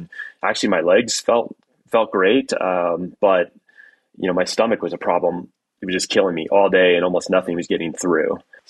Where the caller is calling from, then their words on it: Durango, Colorado, United States; I'm calling in from our home base in Durango, Colorado.